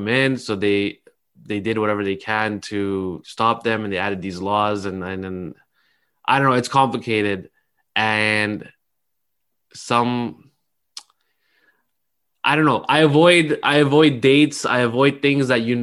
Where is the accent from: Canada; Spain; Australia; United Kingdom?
Canada; I grew up in Canada